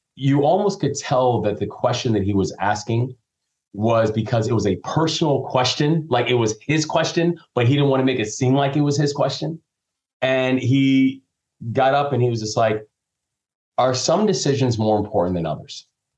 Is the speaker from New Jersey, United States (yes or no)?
no; Takoma Park, Maryland, United States; born there; I was born down in Tacoma Park, but it was tragedy that forced me to move around when I was younger